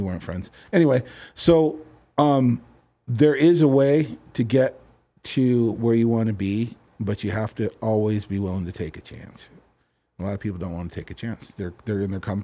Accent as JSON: {"language": "English", "area": "Orange County", "region": "California", "country": "United States", "tie": "born or raised there", "moved": "yes", "lives_now": "Las Vegas, United States", "said": "I grew up in Orange County, California, okay. Huntington Beach, Fountain Valley, you know, Newport Beach, all that stuff"}